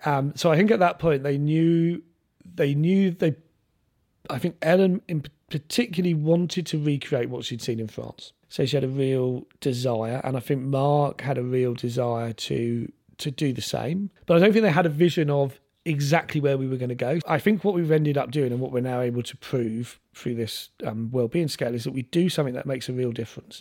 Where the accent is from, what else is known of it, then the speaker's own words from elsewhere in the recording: London, United Kingdom; moved away as an adult; also born or lived in Lewisham; now in Isle of Wight, United Kingdom; I grew up in South London